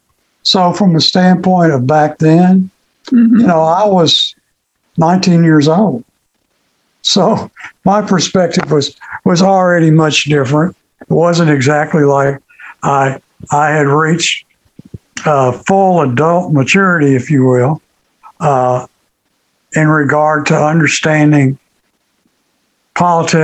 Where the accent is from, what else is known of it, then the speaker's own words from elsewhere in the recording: Greenville, Kentucky, United States; moved away as an adult; I grew up in Kentucky. I was born in Muhlenberg County, Kentucky, Greenville.